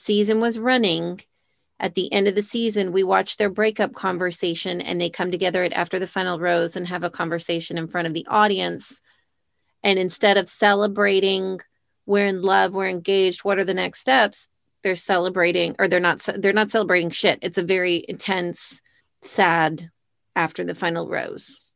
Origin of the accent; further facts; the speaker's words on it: United States; growing up in America